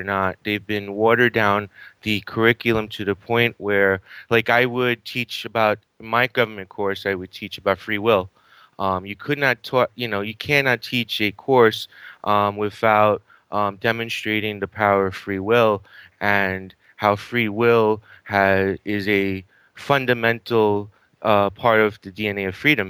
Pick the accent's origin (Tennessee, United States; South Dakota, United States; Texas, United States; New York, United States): New York, United States; New York City; I grew up in a place called Astoria, Queens